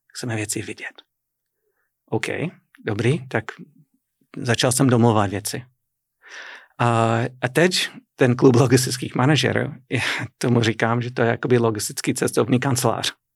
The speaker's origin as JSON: {"language": "Czech", "town": "Boston", "region": "Massachusetts", "country": "United States", "tie": "born or raised there", "second_language": "Czech", "moved": "as an adult", "lives_now": "Kladno, Czech Republic", "said": "Já jsem ze severovýchodu a tam z Nové Anglie, opravdu Nová Anglie jako, jako stará Anglie. Je to hodně evropské, evropská část Ameriky a e, moje rodné město je Boston. Jako jsem se narodil blízko Bostonu"}